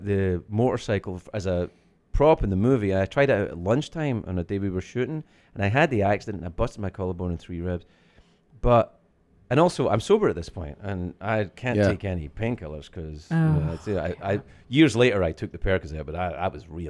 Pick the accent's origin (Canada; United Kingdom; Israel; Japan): United Kingdom; Scotland; I'm from Scotland